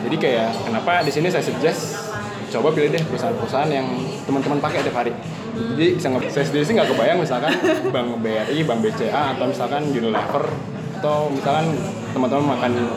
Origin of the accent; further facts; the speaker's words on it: Indonesia; kita orang Indo